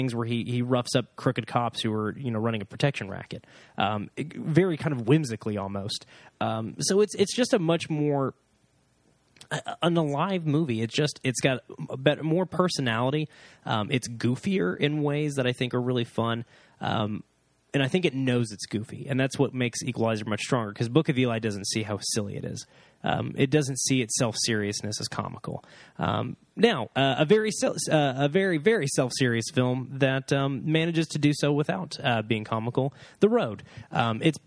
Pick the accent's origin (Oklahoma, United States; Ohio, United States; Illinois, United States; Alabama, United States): Oklahoma, United States; I'm from Oklahoma. I went to church